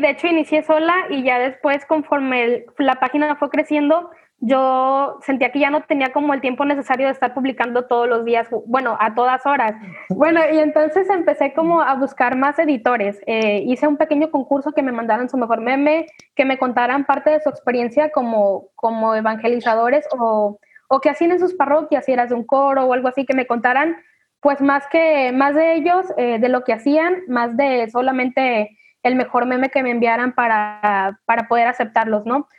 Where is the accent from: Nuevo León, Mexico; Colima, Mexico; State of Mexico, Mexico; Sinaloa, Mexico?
Colima, Mexico; Manzanillo; soy de Manzanillo, Colima